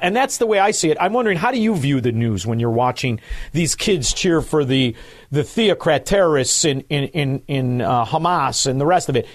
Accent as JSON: {"language": "English", "town": "Chicago", "region": "Illinois", "country": "United States", "said": "I'm from Chicago"}